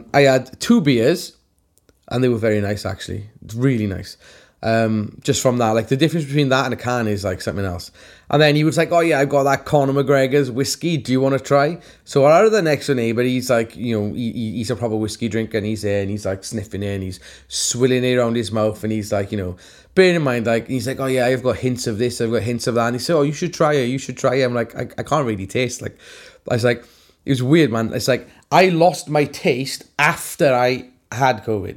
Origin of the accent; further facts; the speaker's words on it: Welsh, Wales, United Kingdom; I'm Welsh